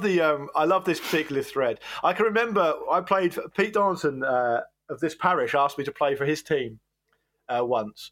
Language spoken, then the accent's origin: English; Gosport, South East England, United Kingdom; I grew up in Gosport